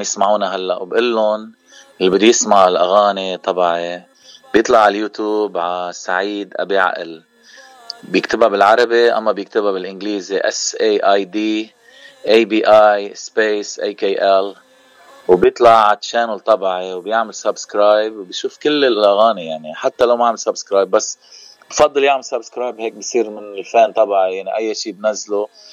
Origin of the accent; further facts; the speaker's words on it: Bejjeh, Keserwan-Jbeil, Lebanon; now in Cleveland, United States; نحن من منطقه جبال المنطقه الضيعه يعني ضيعتي هي بجه